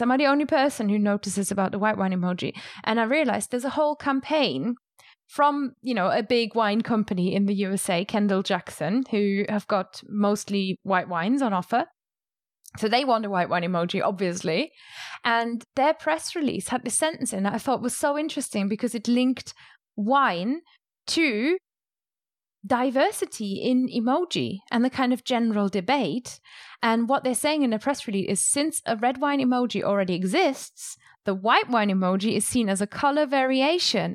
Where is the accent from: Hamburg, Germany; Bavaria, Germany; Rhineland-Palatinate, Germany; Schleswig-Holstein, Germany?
Rhineland-Palatinate, Germany; moved away; I grew up, eh, basically in a vineyard, and I'm from the Moselle Valley in Germany